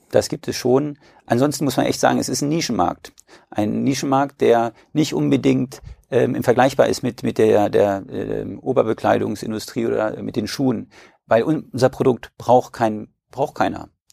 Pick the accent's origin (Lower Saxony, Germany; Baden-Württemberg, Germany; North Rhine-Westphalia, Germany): Lower Saxony, Germany; Braunschweig; ich komme aus Braunschweig